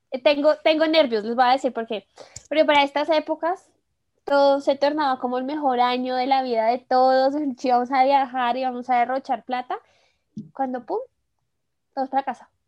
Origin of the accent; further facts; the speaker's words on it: Colombia; como buen colombiano